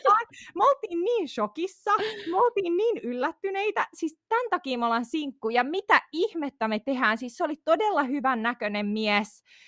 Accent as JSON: {"language": "Finnish", "town": "Tampere", "region": "Pirkanmaa", "country": "Finland", "tie": "born or raised there", "also_born_or_lived": "Pirkkala", "said": "on siis asunut koko lapsuuteni niinku Tampereella"}